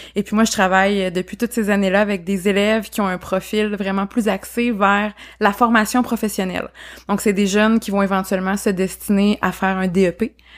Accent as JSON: {"language": "French", "area": "Beauce", "region": "Quebec", "country": "Canada", "moved": "as an adult", "lives_now": "Sherbrooke, Canada", "said": "moi, je suis pas originaire de la région à la base, donc pour les auditeurs qui nous écoutent, moi je viens de la Beauce, mais je me suis établie en fait à Sherbrooke pour les études et je suis jamais repartie"}